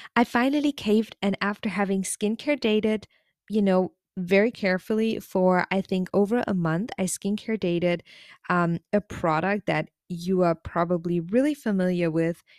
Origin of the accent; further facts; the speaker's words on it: Germany; now in South Korea; I'm originally from Germany